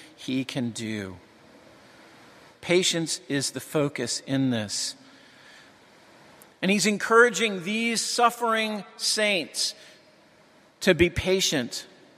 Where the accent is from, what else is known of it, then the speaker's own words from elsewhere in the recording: New England, United States; I'm from New England.